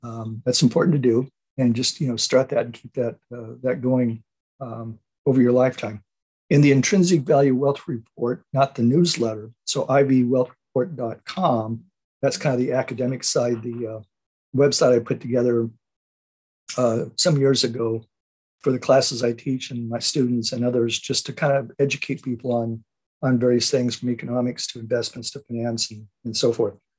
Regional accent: Oceanside, California, United States; I grew up in a little town, actually not too far from where I, where I live right now, a little town, um, the little town of Oceanside, California.

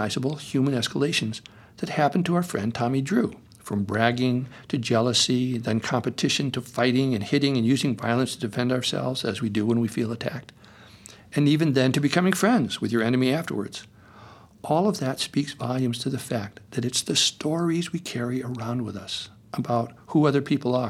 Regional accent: Connecticut, United States; now in Topanga, United States; Growing up in Connecticut in the 50s

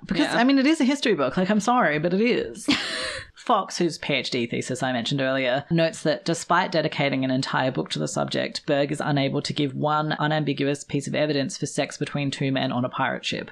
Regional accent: Australia; I'm Australian.

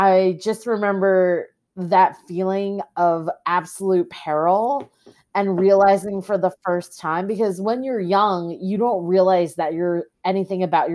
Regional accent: Long Island, New York, United States; also born or lived in South Korea; I was adopted by Irish Catholic parents and raised in a predominantly white neighborhood on Long Island

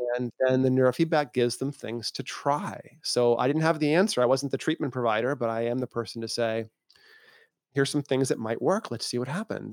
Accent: Massachusetts, United States; also born or lived in Maine; I was born in Maine, grew up in Massachusetts in a farming town that had more cows than people

